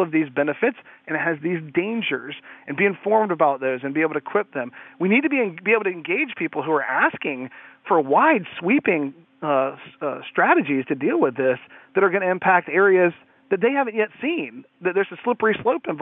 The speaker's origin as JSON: {"language": "English", "town": "Atlanta", "region": "Georgia", "country": "United States", "tie": "born or raised there", "said": "I was born in Atlanta, Georgia. I live just north of it"}